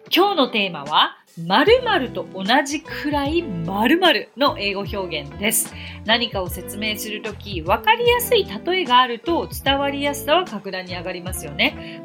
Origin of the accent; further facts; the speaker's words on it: Japan; first language Japanese; 日本人で私にとっても日本語が母国語